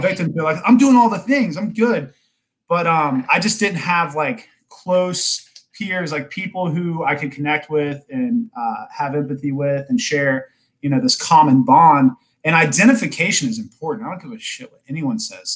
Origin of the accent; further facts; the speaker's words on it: Kennesaw, Georgia, United States; now in North Atlanta, United States; not Atlanta itself, but I grew up in Kennesaw